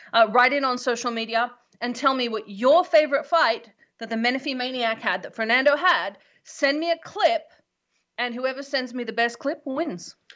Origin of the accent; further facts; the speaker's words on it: Australia; now in United States; I'm Australian